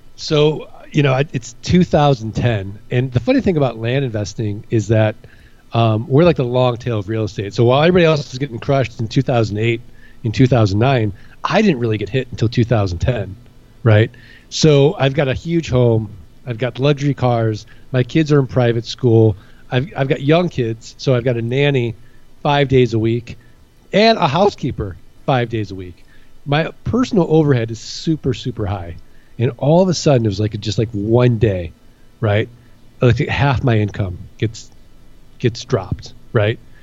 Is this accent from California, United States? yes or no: no; St. Louis, Missouri, United States; moved away as an adult; also born or lived in Kansas City / Midwest; now in Phoenix, United States; I'm from uh, St. Louis, Missouri